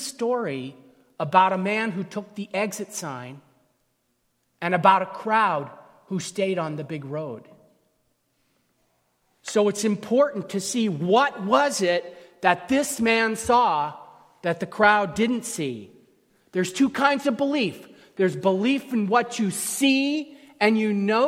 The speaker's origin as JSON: {"language": "English", "region": "California", "country": "United States", "said": "where I'm from California, we use different terms to describe you plural."}